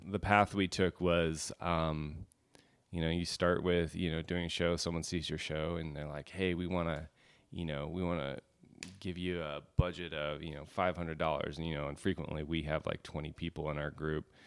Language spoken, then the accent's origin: English; Alaska, United States; growing up in Alaska